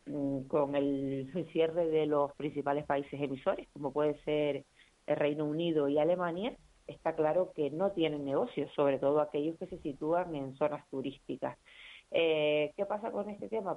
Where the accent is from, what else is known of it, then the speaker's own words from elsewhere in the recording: Canary Islands, Spain; como canarios